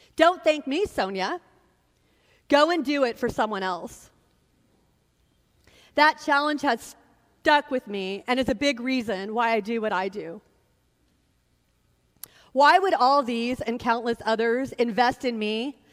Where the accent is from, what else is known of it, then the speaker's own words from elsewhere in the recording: Sacramento, California, United States; My brother and I had a lot of surrogate fathers who stepped into our lives growing up in Sacramento.